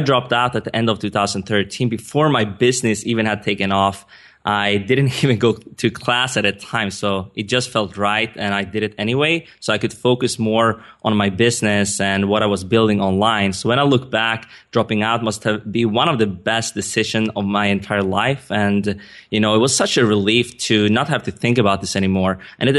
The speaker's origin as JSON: {"language": "English", "country": "Sweden", "tie": "born or raised there", "second_language": "English", "said": "I mean, as you can hear, I'm not a native English speaker. I was born and raised in Sweden. My dad is Iranian. My mom is Swedish."}